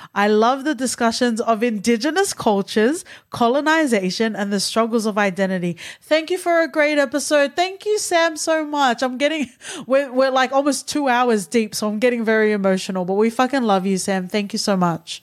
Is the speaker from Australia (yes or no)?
yes; Australia; I, as an Australian born Tongan